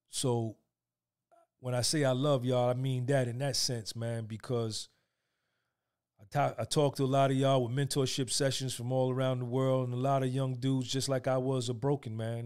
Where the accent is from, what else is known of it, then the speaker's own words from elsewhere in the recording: New Jersey, United States; I grew up in North Jersey with a single mother from the South.